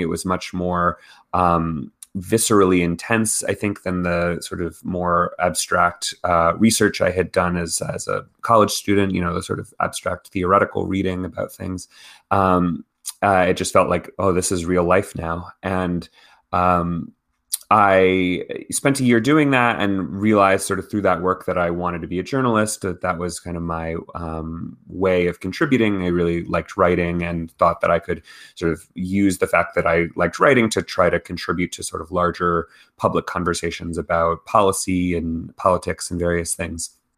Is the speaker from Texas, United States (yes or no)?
yes; Texas, United States; I grew up in Texas